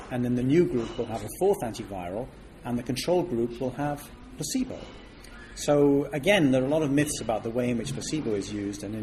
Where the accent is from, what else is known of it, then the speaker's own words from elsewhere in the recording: Switzerland; moved away as an adult; now in United Kingdom; Well, I came from Switzerland to Britain to study, and I wanted to study mathematics